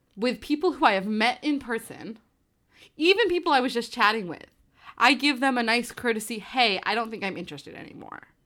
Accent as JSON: {"language": "English", "region": "New Jersey", "country": "United States", "tie": "born or raised there", "said": "I grew up in New Jersey"}